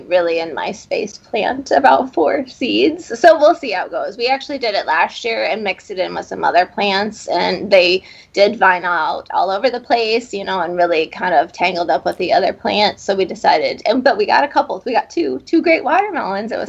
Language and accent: English; Clarinda, Iowa, United States; also born or lived in Ames, Iowa / Dallas, Texas / Ohio / Oklahoma; now in Cedar Falls, United States; I grew up in Southwest Iowa in Clarinda.